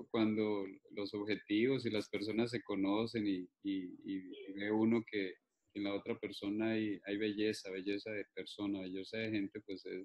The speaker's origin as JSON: {"language": "Spanish", "country": "Colombia", "moved": "as an adult", "lives_now": "Dominican Republic", "said": "pero seguimos siendo ah, colombianos."}